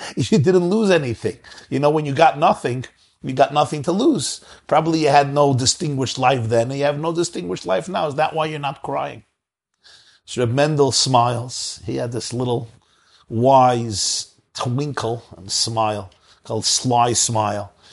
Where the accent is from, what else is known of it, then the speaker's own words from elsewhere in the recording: New York City, New York, United States; I grew up in Brooklyn, New York, so we don't have a Kruger Nationals Park there